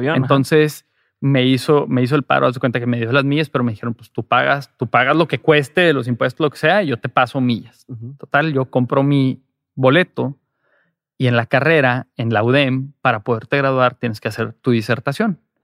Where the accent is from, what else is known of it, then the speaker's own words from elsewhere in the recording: Monterrey, Nuevo León, Mexico; soy de Monterrey